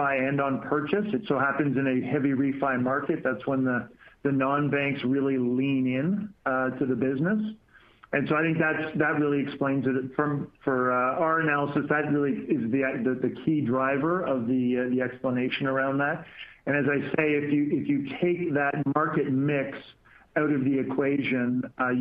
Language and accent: English; Canada; as a Canadian being down in San Diego